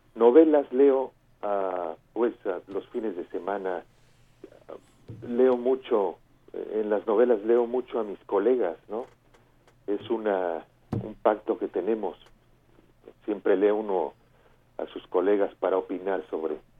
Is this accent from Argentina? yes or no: no; Mexico; now in Barcelona, Spain; me siento un escritor mexicano